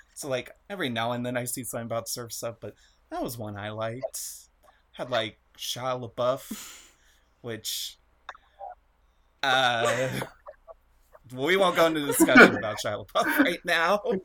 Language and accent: English; United States; being an American child